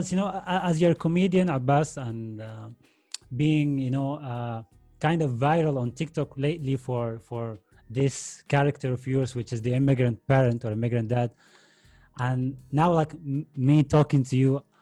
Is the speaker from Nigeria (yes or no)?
no; Saudi Arabia; English is a second language; moved away as an adult; now in Spain; I actually grew up in Saudi Arabia